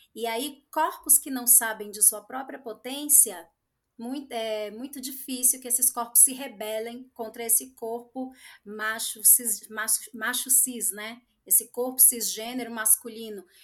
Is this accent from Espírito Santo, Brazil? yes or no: yes; Espírito Santo, Brazil; now in São Paulo, Brazil; sou capixaba